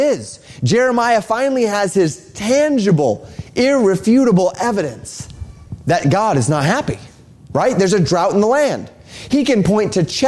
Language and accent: English; Colorado, United States; moved away; Where I grew up in Colorado